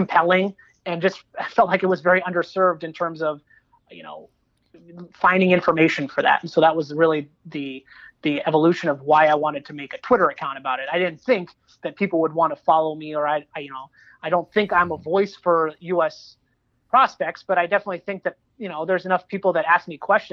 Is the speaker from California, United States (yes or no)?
yes; Southern California, United States; also born or lived in East Coast; I grew up in Southern California